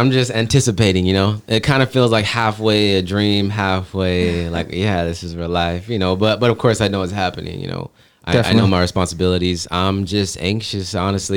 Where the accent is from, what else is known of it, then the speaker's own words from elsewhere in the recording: California, United States; now in Las Vegas, United States; I'm originally from California